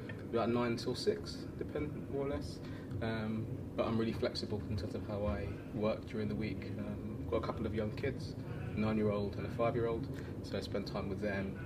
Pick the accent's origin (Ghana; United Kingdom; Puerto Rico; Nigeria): United Kingdom; London; moved away as an adult; also born or lived in Chile / Copenhagen, Denmark; now in Portugal; I'm a Londoner, um, but I left London five years ago.